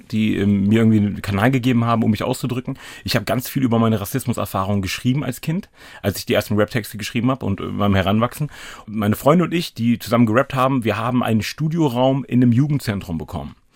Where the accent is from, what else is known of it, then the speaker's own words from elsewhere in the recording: Hanover, Lower Saxony, Germany; ich komme aus Hannover-Linden. Ich habe es nur geschafft, von Linden Nord nach Linden Süd zu ziehen.